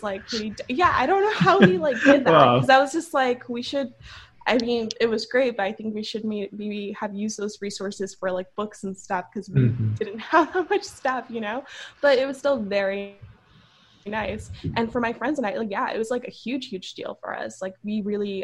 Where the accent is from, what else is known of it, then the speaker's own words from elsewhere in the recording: Los Angeles, California, United States; accent: Valley girl; I'm from Southern California. I was born and raised here. I'm from LA. I'm from the Valley. So I'm a Valley girl.